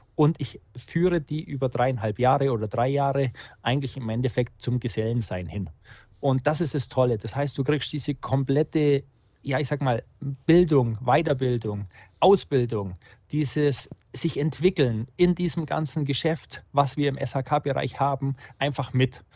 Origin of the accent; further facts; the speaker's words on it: Unterallgäu, Bavaria, Germany; also born or lived in Augsburg; Ich bin tatsächlich Unterallgäuer